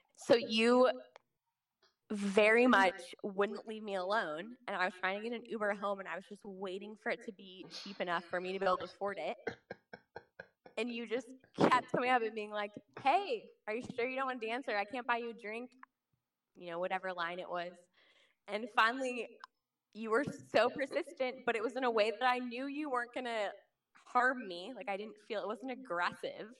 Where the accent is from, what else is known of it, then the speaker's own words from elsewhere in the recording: Kansas City, Missouri, United States; Kansas City is a city that is both in Missouri and Kansas, and I specifically am from the Missouri side